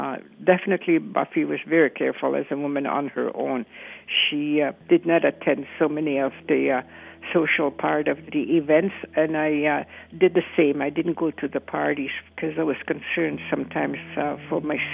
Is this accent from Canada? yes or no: yes; Canoe Lake Cree First Nation, Saskatchewan, Canada; I'm from the Canoe Lake Cree First Nation in Saskatchewan